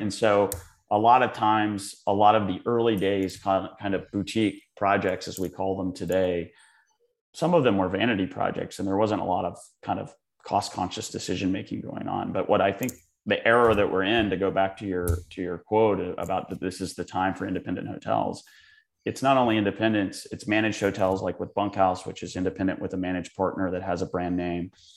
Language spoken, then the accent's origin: English; Charleston, South Carolina, United States; also born or lived in West Virginia; now in New York, United States; I'm from Charleston, born in West Virginia in Mid-Atlantic, um, but live in New York